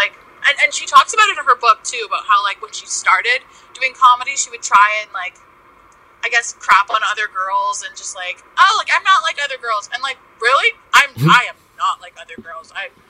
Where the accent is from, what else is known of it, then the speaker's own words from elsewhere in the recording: Kitchener, Ontario, Canada; Yes, Kitchener, Ontario.